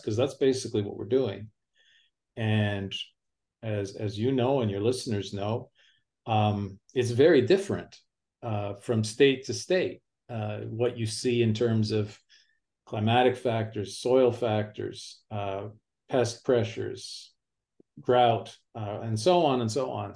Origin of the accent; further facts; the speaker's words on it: near Toronto, Ontario, Canada; moved away as an adult; now in United States; I grew up near Toronto, Ontario, Canada